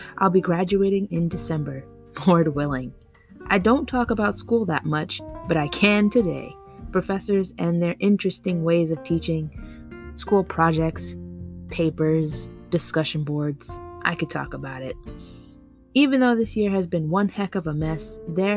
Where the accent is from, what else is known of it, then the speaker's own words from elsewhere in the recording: New York, United States; being a New Yorker